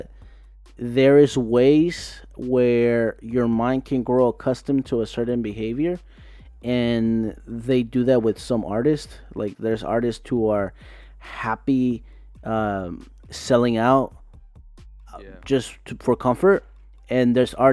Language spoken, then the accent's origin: English; Tijuana, Baja California, Mexico; I'm from Tijuana, Mexico.